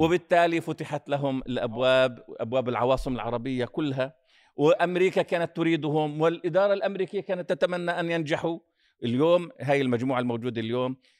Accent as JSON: {"language": "Arabic", "country": "Palestine", "said": "احنا بالنسبه لنا كفلسطينيين"}